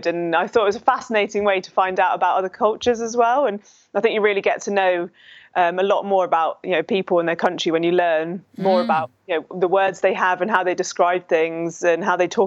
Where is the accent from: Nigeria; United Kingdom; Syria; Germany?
United Kingdom; Hertfordshire, East of England; now in Epsom, United Kingdom; I was born and raised in Hertfordshire. So yeah, I've always grown up in and near London.